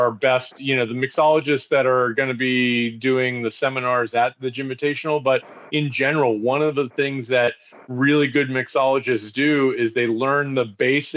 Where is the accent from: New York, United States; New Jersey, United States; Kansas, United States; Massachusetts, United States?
Massachusetts, United States; just outside of Boston; now in Pennsylvania, United States; I grew up just outside of Boston